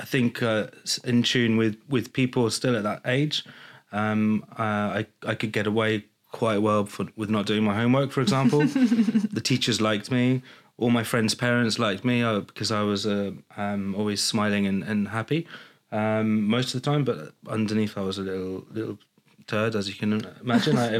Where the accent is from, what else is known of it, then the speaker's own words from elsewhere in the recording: Jersey; also born or lived in County Mayo, Ireland; I was born and bred in Jersey